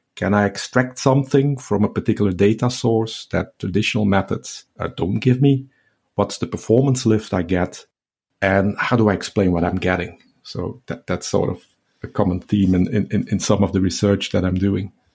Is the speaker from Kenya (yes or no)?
no; Belgium; moved away as an adult; now in Southampton, United Kingdom; It was back in two thousand and four that I moved from my home country, Belgium, where I did my P H D at K L Irvine to the U K